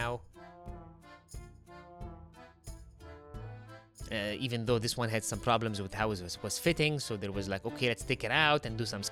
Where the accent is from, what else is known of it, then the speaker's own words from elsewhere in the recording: Egypt; moved away; I'm from Egypt, like the land of chatty drivers.